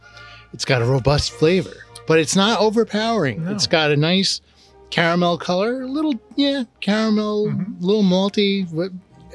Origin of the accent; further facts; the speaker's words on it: United States; I was born here, man.